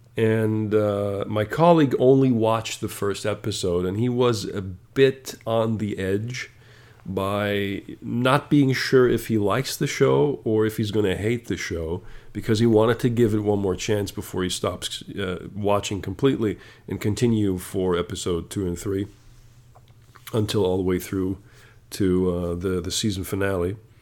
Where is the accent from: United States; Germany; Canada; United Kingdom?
Germany; I come from Germany